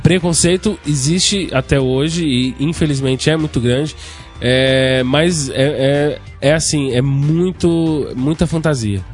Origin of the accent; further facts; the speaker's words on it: São Paulo, Brazil; moved away; eu não sou daqui, eu sou de São Paulo